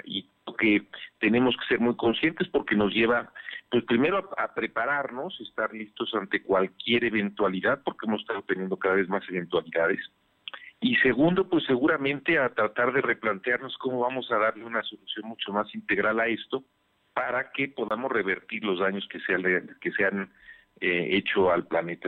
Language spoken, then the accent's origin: Spanish; Puebla, Mexico; como poblanos, como mexicanos